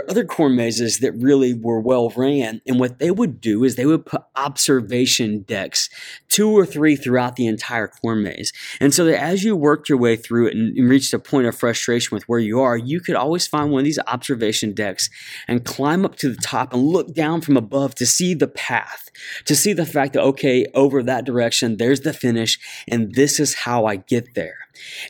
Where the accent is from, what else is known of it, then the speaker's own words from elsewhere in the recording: Ohio, United States; I grew up in Ohio